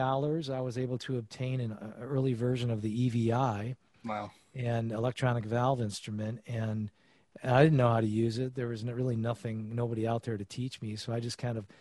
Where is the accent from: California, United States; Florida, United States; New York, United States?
New York, United States; Geneva; in Geneva, New York, my hometown, which is where I'm staying right now